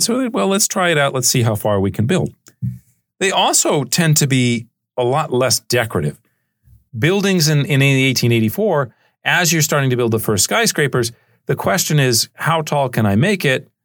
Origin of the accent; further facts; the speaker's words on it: Charleston, South Carolina, United States; the city of Charleston, where I grew up in South Carolina